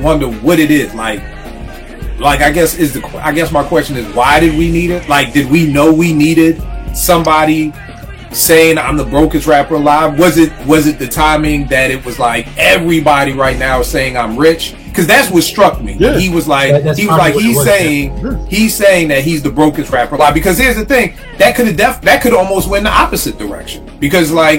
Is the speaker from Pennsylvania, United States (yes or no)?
yes; Philadelphia, Pennsylvania, United States; Growing up in Philly